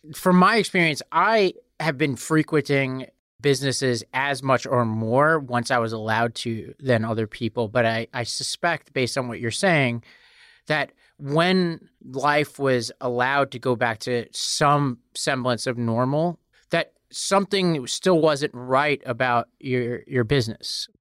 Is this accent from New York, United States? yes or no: yes; New York City, New York, United States; I come from Staten Island, New York